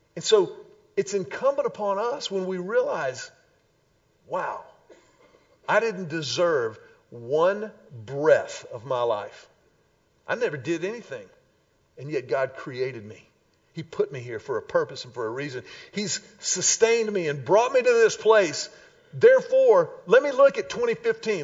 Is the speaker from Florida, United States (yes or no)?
no; Houston, Texas, United States; when I was a wee little lad growing up in Houston